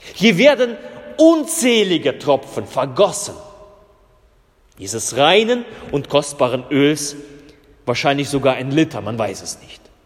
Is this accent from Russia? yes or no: yes; Russia; moved away; ich komme ja aus Russland und meine, meine Vorfahren sind ja Lutheraner in Russland gewesen